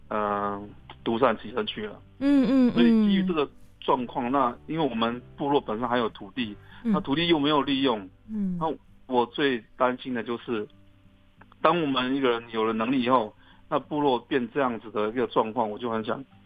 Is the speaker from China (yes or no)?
no; Chongguang village, Hualien County, Taiwan; moved away; 他们如果知道我们是从崇光部落出来的呃学生或朋友。